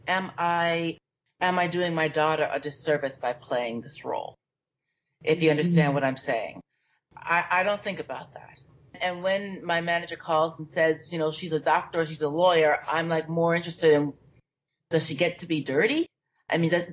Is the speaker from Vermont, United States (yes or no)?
no; New York, United States; I grew up in New York, and I went to St. Mark's Methodist Church